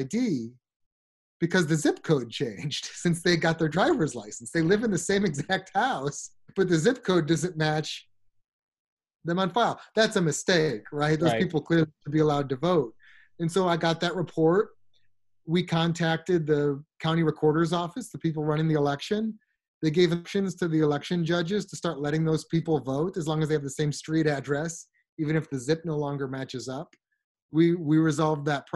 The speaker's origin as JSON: {"language": "English", "town": "Chicago", "region": "Illinois", "country": "United States", "tie": "born or raised there", "moved": "yes", "lives_now": "Arizona, United States", "said": "I grew up in Chicago, so I grew up hearing stories about, you know, 1960 election"}